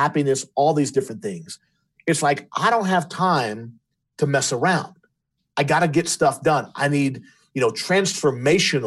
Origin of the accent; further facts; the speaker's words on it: Louisiana, United States; my other brother and myself were LSU fans because we were raised in Louisiana